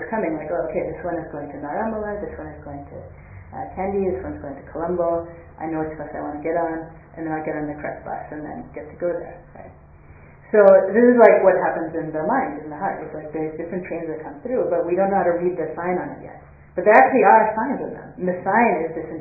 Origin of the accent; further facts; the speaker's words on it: United States; I grew up in the United States